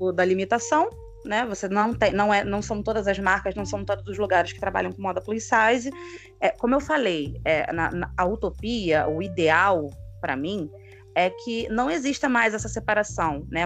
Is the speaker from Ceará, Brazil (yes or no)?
no; Rio de Janeiro, Brazil; Sou aqui do Rio de Janeiro, professora